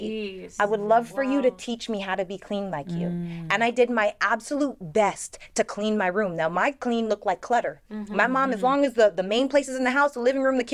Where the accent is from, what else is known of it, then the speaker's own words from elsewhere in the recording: Canada; growing up in Canada, being the only black girl in every grade